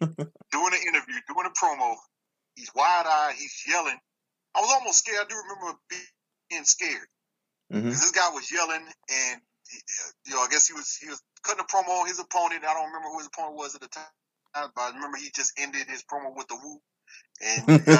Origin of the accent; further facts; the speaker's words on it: West Point, Virginia, United States; also born or lived in Newport News, Virginia; I grew up before Newport. I'm originally from Newport News, but I'm originally from a small town that sits between Williamsburg and Richmond called West Point.